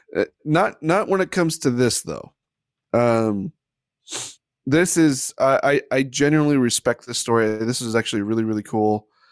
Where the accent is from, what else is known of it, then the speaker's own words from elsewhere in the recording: Ohio, United States; I'm, I'm from Ohio.